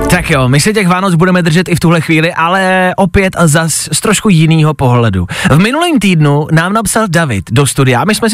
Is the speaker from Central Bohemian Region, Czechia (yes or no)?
yes; Horní Bučice, Central Bohemian Region, Czechia; Horní Bučice u Čáslavy.